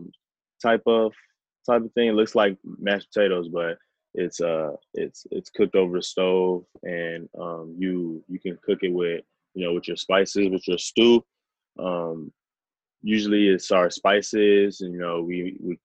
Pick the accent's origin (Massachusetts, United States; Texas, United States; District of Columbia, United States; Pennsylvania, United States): Texas, United States; Rowlett; I'm originally from Dallas, Texas, west suburbs, a city called Rowlett